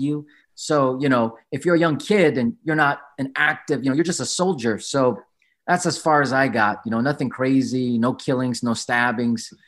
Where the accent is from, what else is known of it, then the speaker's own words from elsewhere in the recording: San Diego, California, United States; I was born in San Diego. I'm a proud Filipino American. My mom's from, you know, Pampanga. My dad's from Manila